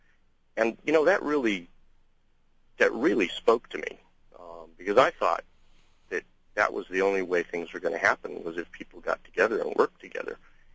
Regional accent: United States; I'm Chinese American, born here, third generation

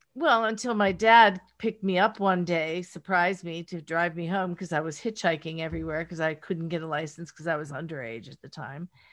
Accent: rural Pennsylvania, United States; accent: Pittsburgh; now in Los Angeles, United States; I'm from rural Pennsylvania, grew up in, on a farm

